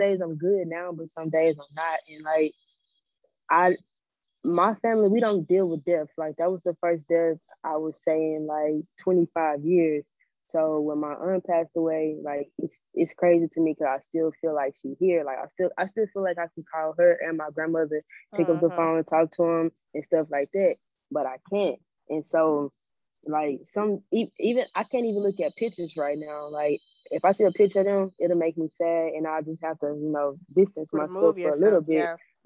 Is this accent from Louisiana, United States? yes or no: yes; Louisiana, United States; I'm from Louisiana